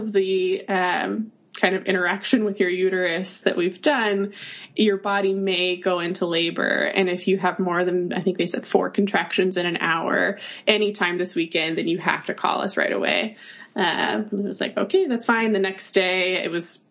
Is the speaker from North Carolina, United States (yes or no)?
yes; North Carolina, United States; moved away as an adult; now in New York, United States; I am from North Carolina originally